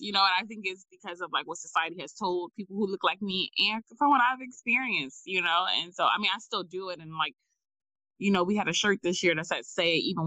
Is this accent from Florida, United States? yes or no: no; Philadelphia, Pennsylvania, United States; North Philly, because like that's where I'm from